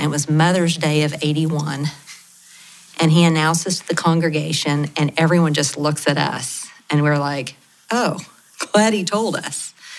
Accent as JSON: {"language": "English", "area": "Lawton", "region": "Oklahoma", "country": "United States", "tie": "born or raised there", "said": "I grew up in Latin. My dad was a preacher. My mom was a teacher."}